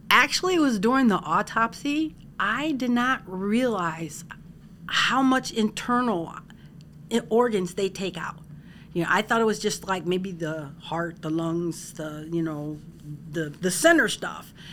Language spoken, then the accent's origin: English; Parma, Ohio, United States; I am from Parma, Ohio, and I actually work for the county executive's office.